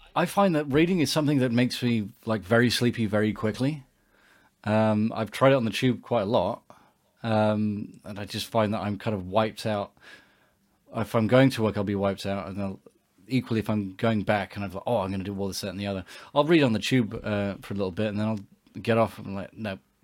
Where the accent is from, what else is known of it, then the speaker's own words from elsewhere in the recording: England, United Kingdom; we grew up in England